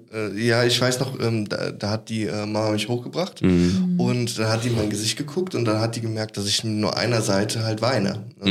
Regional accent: Cologne, North Rhine-Westphalia, Germany; ich komme auch aus Köln

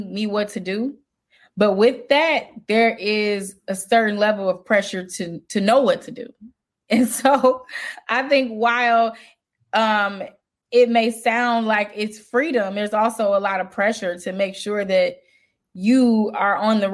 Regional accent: Chicago, Illinois, United States; I'm from Chicago

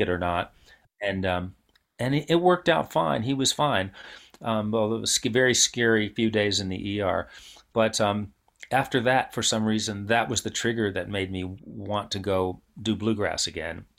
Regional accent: New York City, New York, United States; I grew up in New York City

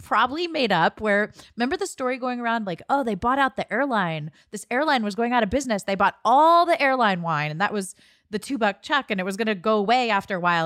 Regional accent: Ohio, United States; moved away; I grew up in Ohio. We didn't have a Trader Joe's

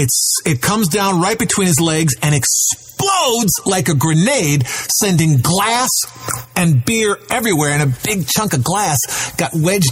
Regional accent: Chicago, Illinois, United States; Now, I grew up in Chicago, and we would go down to Florida for spring break, and we got to see the baseball.

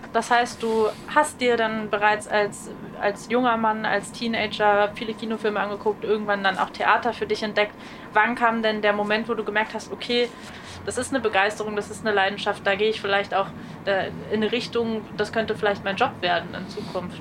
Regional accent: Berlin, Germany; ich bin Berlinerin

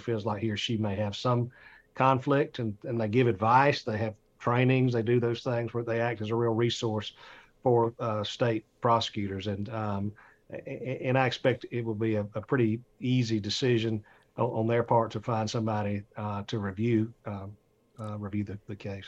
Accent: Atlanta, Georgia, United States; I'm from Atlanta.

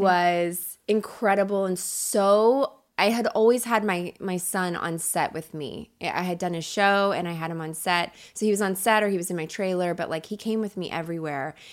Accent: Kentucky, United States; moved away as an adult; also born or lived in Chicago; now in Los Angeles, United States; I grew up in Kentucky

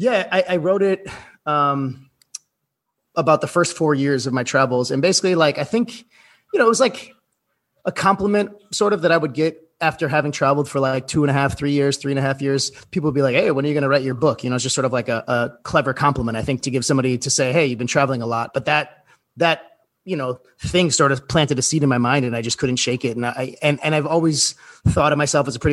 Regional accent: Milwaukee, Wisconsin, United States; moved away as an adult; also born or lived in Fox Point; I grew up in Milwaukee on the North Shore there.

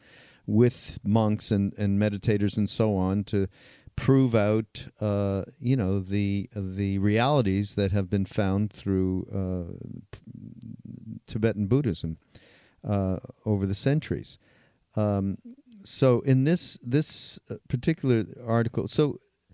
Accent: Canada; I'm Canadian

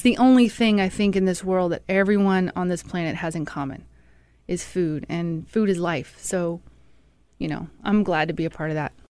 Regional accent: Mississippi, United States; moved away; also born or lived in Colorado Springs, Colorado; I'm from Mississippi

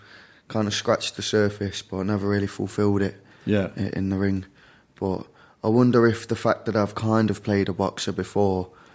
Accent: Derby, East Midlands, United Kingdom; The UK, the very central regions of the UK, a place called Derby.

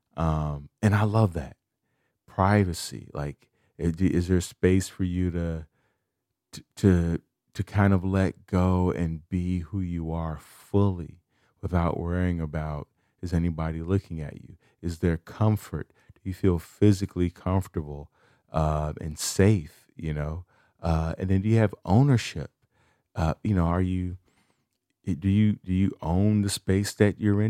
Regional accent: Chicago, Illinois, United States; moved away; I'm from Chicago.

